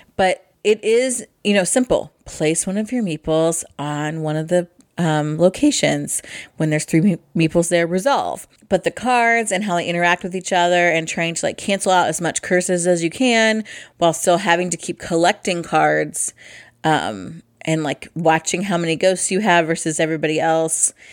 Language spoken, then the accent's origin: English; Midwest, United States; I'm from the Midwest